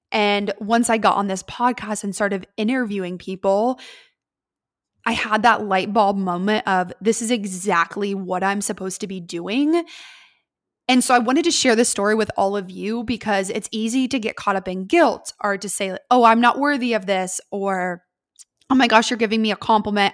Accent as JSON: {"language": "English", "town": "Columbus", "region": "Ohio", "country": "United States", "tie": "born or raised there", "said": "I am was born and raised in Columbus, Ohio."}